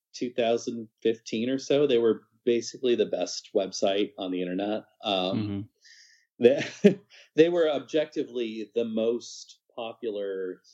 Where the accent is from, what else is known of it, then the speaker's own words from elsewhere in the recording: Lincoln, Nebraska, United States; moved away as an adult; also born or lived in Fall River, Massachusetts / Tulsa, Oklahoma; now in Madison, United States; Raised primarily in Lincoln, Nebraska